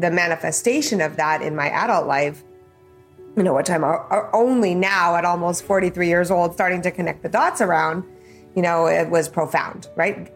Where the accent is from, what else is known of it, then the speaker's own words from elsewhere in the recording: Calgary, Alberta, Canada; I was born in Calgary uh, to my mom, Karen, and my dad, Bernie